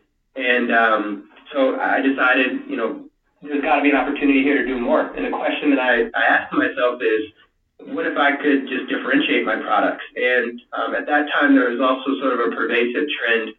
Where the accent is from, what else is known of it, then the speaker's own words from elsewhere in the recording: Louisiana, United States; moved away; I am from Louisiana originally